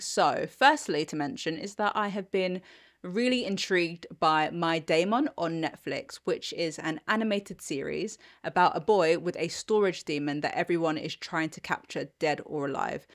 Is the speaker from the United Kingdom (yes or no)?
yes; United Kingdom; I'm British